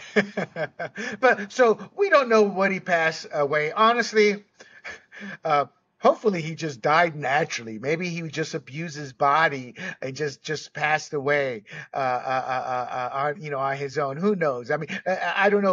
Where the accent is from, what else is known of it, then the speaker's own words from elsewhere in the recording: Panama; I grew up with cannabis because I was born and raised in Panama